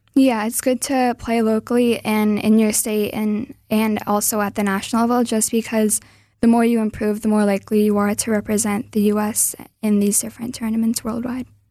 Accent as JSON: {"language": "English", "region": "Wisconsin", "country": "United States", "tie": "born or raised there", "also_born_or_lived": "Milwaukee", "said": "I was born in Wisconsin"}